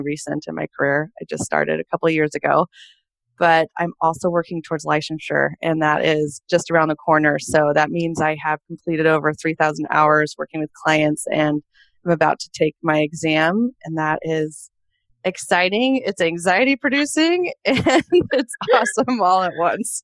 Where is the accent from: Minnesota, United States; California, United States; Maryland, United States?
California, United States; also born or lived in Portland, Oregon; now in Boston, United States; I'm a California girl born and raised and lived in Portland, Oregon for about 10 years before I decided to move to Boston, Massachusetts